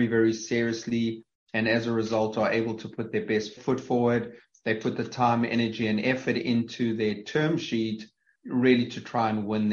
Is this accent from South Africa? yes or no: yes; South Africa; accent: South African; moved away; having come from South Africa, and obviously my accent gives that away